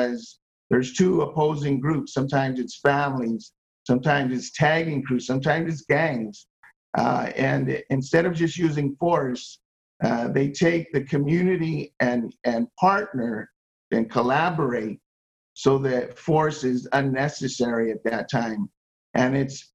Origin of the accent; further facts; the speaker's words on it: Los Angeles, California, United States; moved away as an adult; now in Las Vegas, United States; I grew up in Los Angeles, been here 23 years